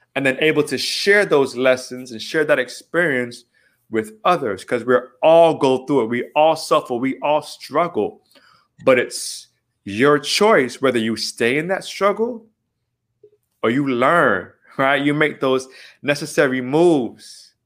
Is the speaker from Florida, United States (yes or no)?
yes; Miami, Florida, United States; we just are born and raised in Miami